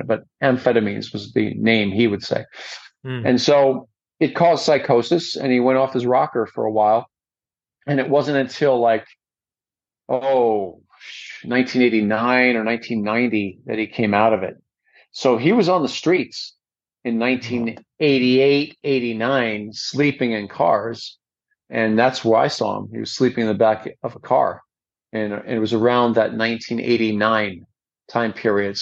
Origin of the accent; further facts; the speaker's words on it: New York, United States; moved away as an adult; also born or lived in Long Island / California; I moved from New York to California when I was about 21.